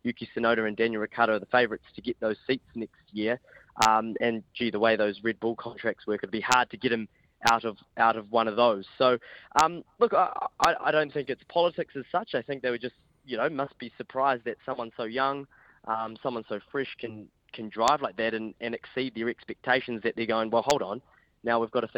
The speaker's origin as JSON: {"language": "English", "country": "New Zealand", "said": "I'm a Kiwi journalist"}